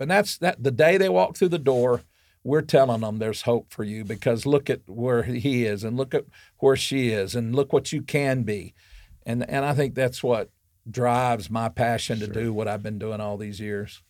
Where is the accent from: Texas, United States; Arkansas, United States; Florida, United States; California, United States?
Arkansas, United States; I grew up in Arkansas